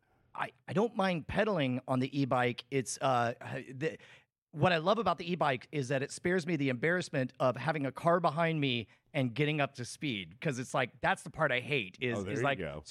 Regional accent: United Kingdom; I'm British.

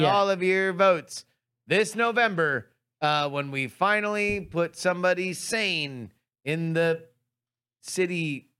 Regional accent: California, United States; I'm from California.

